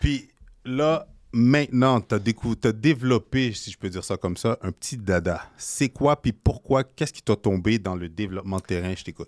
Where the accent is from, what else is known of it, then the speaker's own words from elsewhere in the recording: Haiti; je suis haïtien